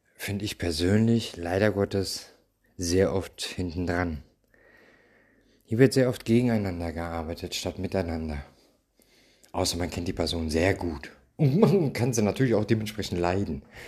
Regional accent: Germany; ich komme aus Deutschland

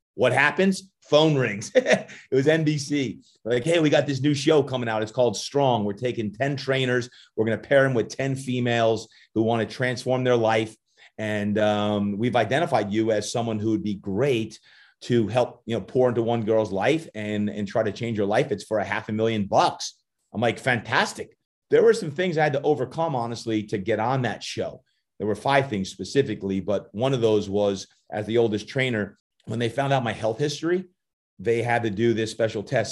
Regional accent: New Jersey, United States; moved away as an adult; also born or lived in Virginia; I'm originally from Jersey, so I got that Jersey blood in me, and, uh, I was the youngest of eight kids, and my mom and dad got divorced when I was just five, and having five sisters, two brothers growing up in Jersey

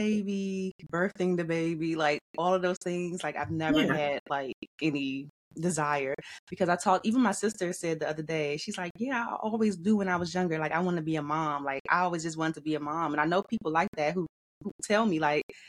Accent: Washington, District of Columbia, United States; I'm born and raised in Washington, D.C.

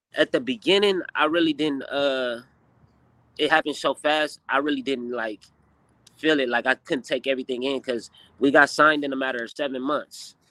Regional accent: Inglewood, California, United States; we, from Inglewood, California

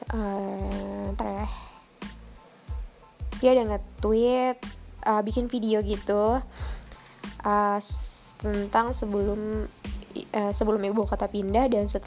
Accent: South Kalimantan, Indonesia; karena pribadi gue orang Banjar dan gue juga tahu bahas karena gue bahasa gue gitu kan

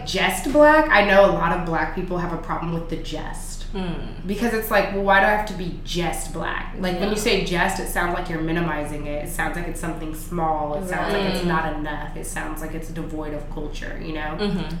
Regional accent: California, United States; moved away as an adult; now in New York, United States; growing up in California, even though there are different types of Black people in California, there's people from, I grew up around a lot of Nigerians, for example, and like some folks from Jamaica.

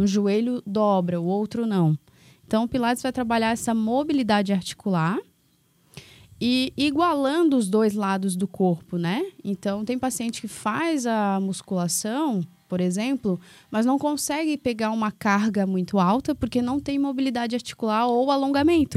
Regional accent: Florianópolis, Santa Catarina, Brazil; also born or lived in Palmas; now in Governador Celso Ramos, Brazil; sou de Floripa

